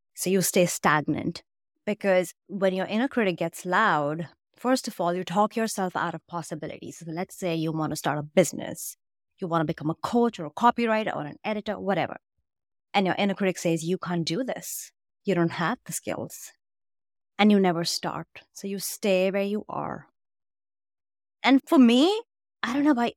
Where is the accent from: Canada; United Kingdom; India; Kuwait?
India; I grew up in India